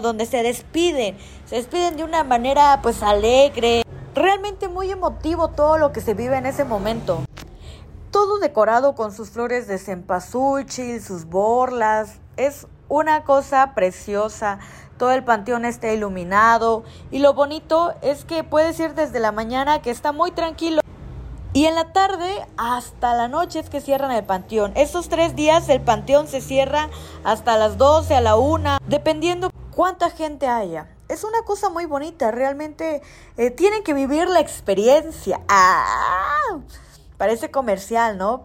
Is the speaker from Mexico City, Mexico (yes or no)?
no; Tlacolula, Oaxaca, Mexico; aquí saludándolas desde Tlacolula